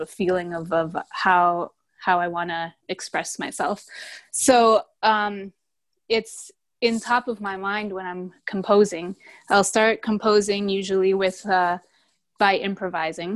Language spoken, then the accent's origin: English; Canada; now in United States; I'm from Canada